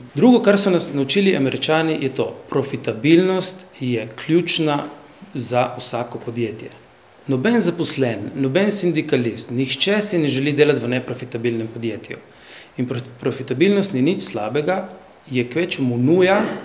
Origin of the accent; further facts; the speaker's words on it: Slovenia; also born or lived in Slovenian Istria; Slovenci smo